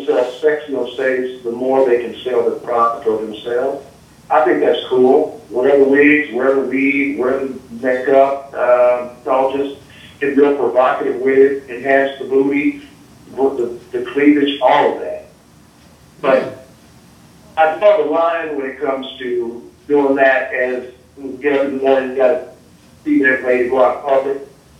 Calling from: Indianapolis, Indiana, United States; I'm from Indy.

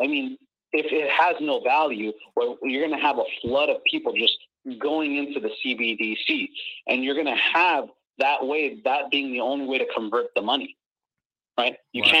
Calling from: Miami, Florida, United States; I'm calling from Miami.

